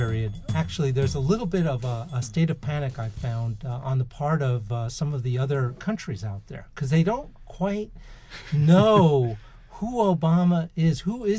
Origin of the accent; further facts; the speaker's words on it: United States; as an American